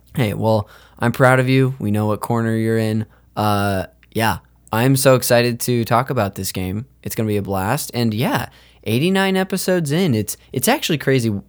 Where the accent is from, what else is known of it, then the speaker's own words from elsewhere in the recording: Modesto, California, United States; I'm from Modesto, California